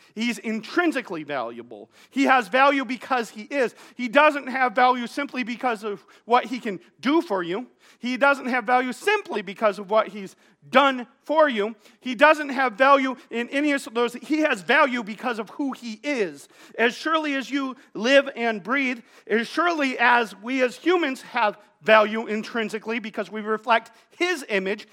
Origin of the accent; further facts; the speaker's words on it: Wyoming, Michigan, United States; I grew up here in Wyoming, here in Godwin Heights